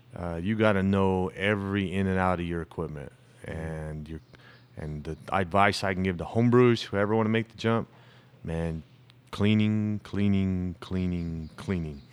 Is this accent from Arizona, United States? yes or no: yes; Tucson, Arizona, United States; born and raised in Tucson. I'm one of the few natives.